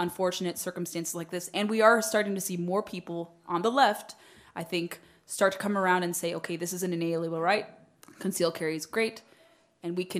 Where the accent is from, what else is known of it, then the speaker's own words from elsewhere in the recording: United States; I was born in the United States